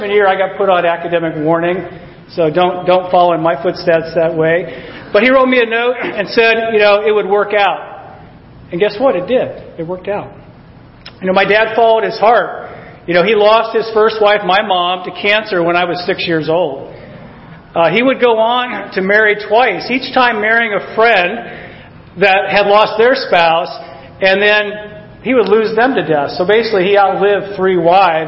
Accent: Alaska, United States; I was born in Alaska

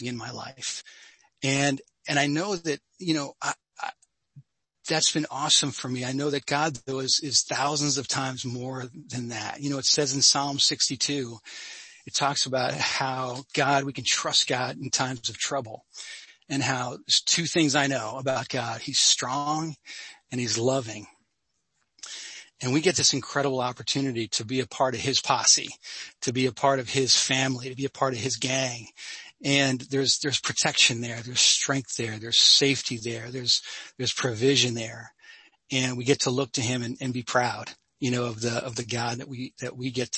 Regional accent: Sussex County, New Jersey, United States; I grew up in North Jersey. So Cheryl, I grew up in Sussex County

